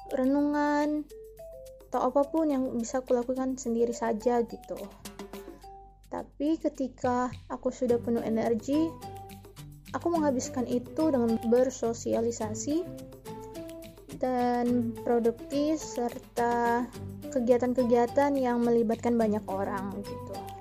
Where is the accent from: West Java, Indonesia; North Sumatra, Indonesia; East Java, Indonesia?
North Sumatra, Indonesia; Medan; aku berasal dari Medan